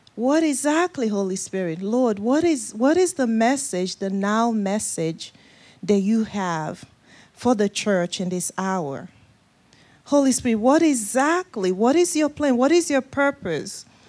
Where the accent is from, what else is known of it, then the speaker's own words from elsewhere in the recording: Nigeria; moved away; my accent, uh, originally from Nigeria, West Africa. That's the accent you're hearing.